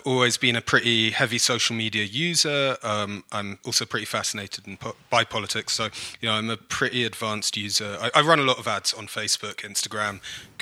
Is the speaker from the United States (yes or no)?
no; London, United Kingdom; accent: Cockney; moved away as an adult; now in Canada; I am originally from London in the UK. I've been coming back and forth to Canada since 2011. So kind of a hybrid now, but I am a born and bred Brit, in fact, a Cockney